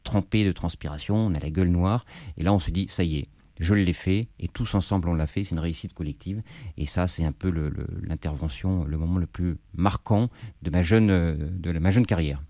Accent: Paris, Île-de-France, France; Je suis parisien, j'ai grandi, j'ai grandi dans Paris

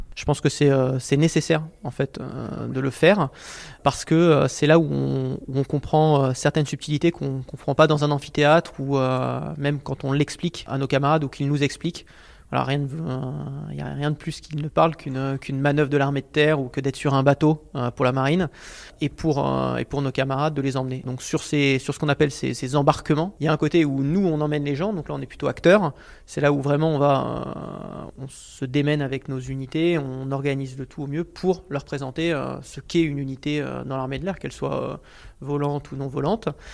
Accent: France; en tout cas en tant que Français

